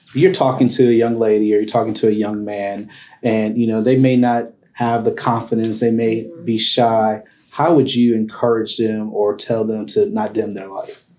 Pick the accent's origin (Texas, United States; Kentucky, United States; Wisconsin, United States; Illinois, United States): Texas, United States; Arlington; now in Fort Worth, United States; I didn't grow up in Fort Worth. I grew up in Arlington